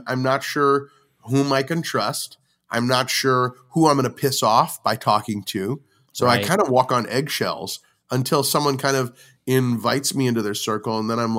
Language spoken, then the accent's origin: English; St. Louis, Missouri, United States; St. Louis is my hometown, but I also consider all those other places very close to my upbringing and very informative of my upbringing.